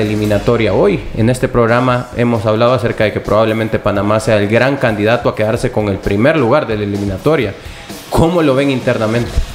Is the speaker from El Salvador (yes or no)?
yes; El Salvador; como salvadoreños.